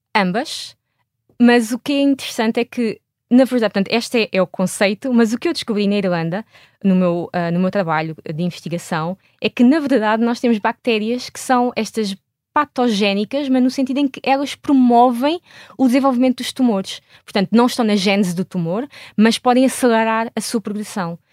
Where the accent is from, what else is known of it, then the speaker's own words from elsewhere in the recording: Portugal; moved away as an adult; eu saí de Portugal em, em 2008 para ir fazer o meu doutoramento